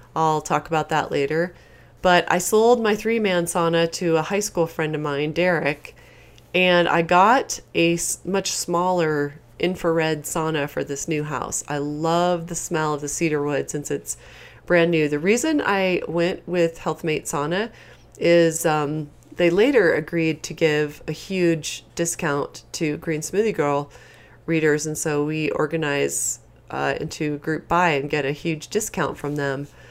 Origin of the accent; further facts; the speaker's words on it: East Coast, United States; as I was growing up on the East Coast